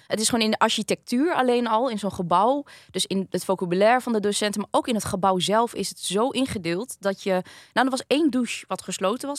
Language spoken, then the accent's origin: Dutch; Groningen, Netherlands; ben ik hier geboren in Groningen. Mijn mhm. ouders komen dus allebei uit Vietnam.